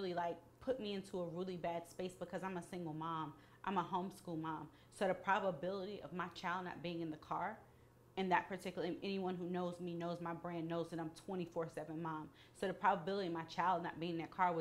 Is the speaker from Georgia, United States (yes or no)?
yes; Atlanta, Georgia, United States; I'm from Atlanta